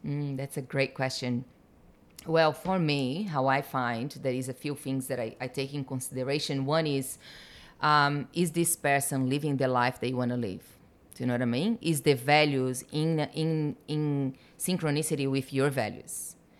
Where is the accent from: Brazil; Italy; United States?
Brazil; moved away as an adult; I was born in Brazil, been here for seventeen